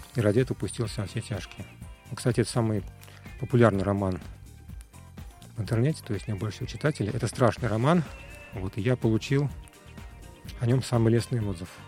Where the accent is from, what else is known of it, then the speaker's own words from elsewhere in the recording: Moscow, Russia; Я родился в Москве, в интеллигентной семье.